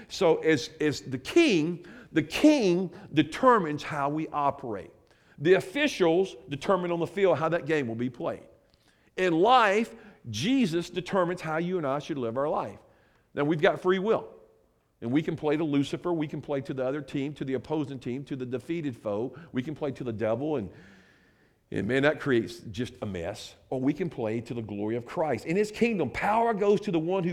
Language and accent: English; United States; Growing up in America